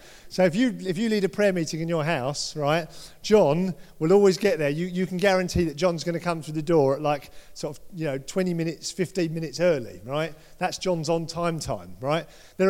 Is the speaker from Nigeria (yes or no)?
no; United Kingdom; We're all British. Most of us are British here.